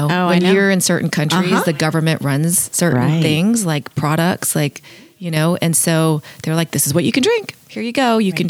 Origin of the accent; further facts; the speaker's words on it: California, United States; growing up in California